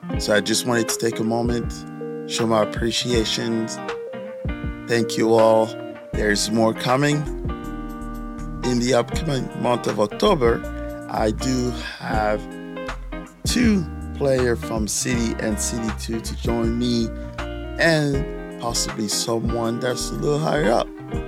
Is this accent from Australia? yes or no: no; France; also born or lived in Canada / Senegal; now in St. Louis, United States; As you all know, I'm from France, also lived in Canada, and spent a lot of my youth in Africa, which in Senegal technically.